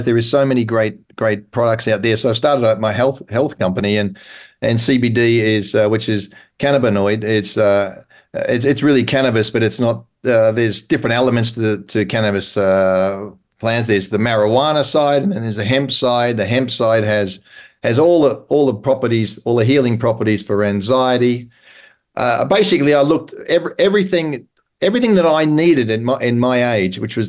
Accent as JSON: {"language": "English", "country": "Australia", "moved": "yes", "lives_now": "England, United Kingdom", "said": "I'm Australian, so I'm living in England, and I've also got an American passport"}